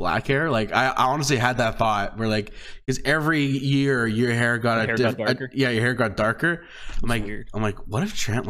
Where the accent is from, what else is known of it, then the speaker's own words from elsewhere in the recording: Canada; We're Canadian too